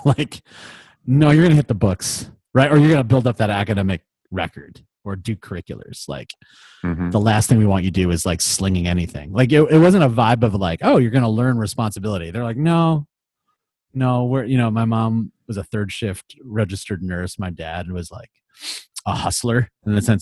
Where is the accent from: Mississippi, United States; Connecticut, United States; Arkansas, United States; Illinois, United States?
Illinois, United States; Palos Hills; also born or lived in Lincoln Park, Chicago; I grew up in Palos Hills, Illinois. I was born in Lincoln Park, but then the family decided to get out to the burbs